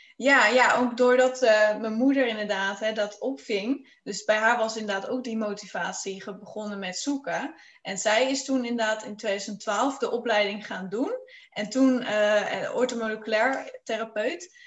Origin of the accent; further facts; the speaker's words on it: Friesland, Netherlands; ik eh, kom uit Friesland